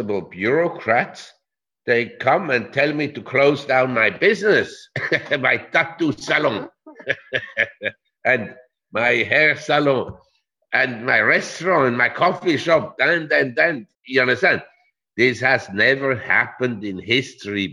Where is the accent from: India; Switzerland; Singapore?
Switzerland; I'm from Switzerland